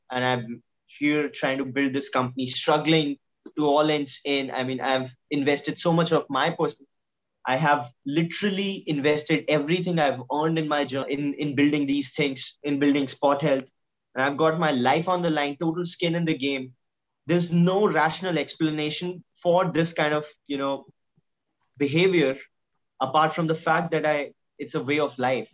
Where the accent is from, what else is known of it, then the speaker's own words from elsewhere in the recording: India; we are an Indian middle class family